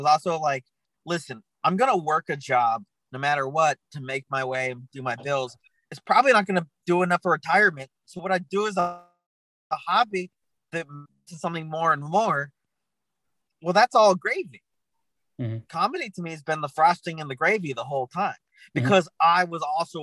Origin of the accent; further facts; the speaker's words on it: Tucson, Arizona, United States; moved away as an adult; now in Los Angeles, United States; I'm from Tucson, Arizona